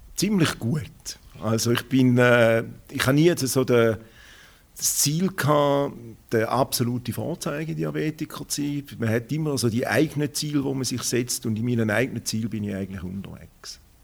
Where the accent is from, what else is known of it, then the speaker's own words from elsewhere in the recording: Schaffhausen, Switzerland; Ich bin aus Schaffhausen, bin ein Urschaffhauser